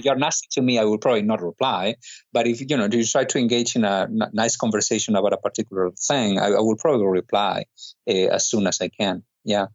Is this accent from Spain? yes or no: yes; Spain; I'm not from Egypt, I'm from Spain